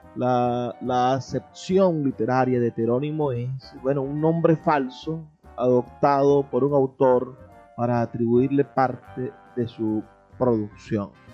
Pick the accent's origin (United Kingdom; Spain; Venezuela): Venezuela; lo que somos como venezolanos